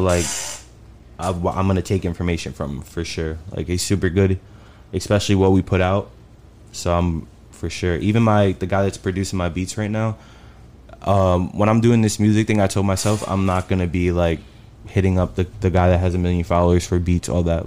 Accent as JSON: {"language": "English", "town": "Bayonne", "region": "New Jersey", "country": "United States", "also_born_or_lived": "Chicago", "moved": "as an adult", "lives_now": "Dallas, United States", "said": "I'm from Bayonne, New Jersey"}